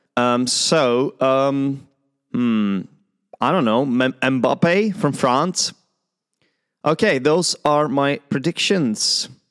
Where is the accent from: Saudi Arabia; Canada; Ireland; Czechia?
Czechia; I'm an English teacher and an Arsenal fan from the Czech Republic